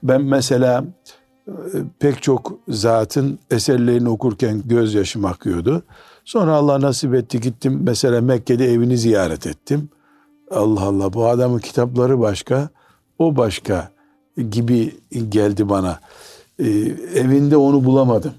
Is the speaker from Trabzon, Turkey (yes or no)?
yes; Trabzon, Turkey; Trabzonluyum demiştim.